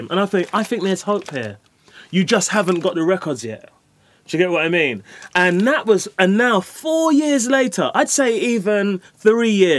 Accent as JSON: {"language": "English", "region": "London", "country": "United Kingdom", "tie": "born or raised there", "said": "I grew up in Hackney"}